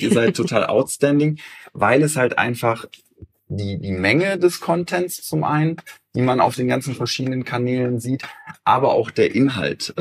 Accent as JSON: {"language": "German", "region": "Eifel", "country": "Germany", "also_born_or_lived": "Cologne", "moved": "yes", "said": "ich komme ursprünglich aus der Eifel."}